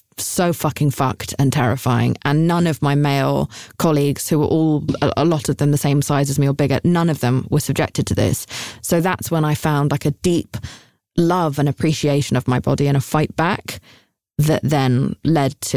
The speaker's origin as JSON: {"language": "English", "country": "United Kingdom", "said": "I'm British."}